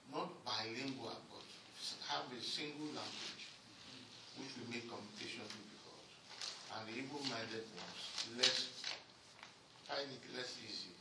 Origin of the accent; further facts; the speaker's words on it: Nigeria; We are English speaking, but all our neighbors are French speaking.